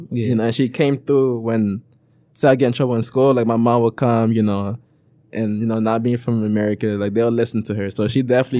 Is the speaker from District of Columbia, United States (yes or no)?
no; Florida, United States; also born or lived in Ivory Coast / Minneapolis, Minnesota; now in Detroit, United States; My mom relocates to Florida. So I stayed in Florida the most of my life. Oh, okay. I'm from Florida.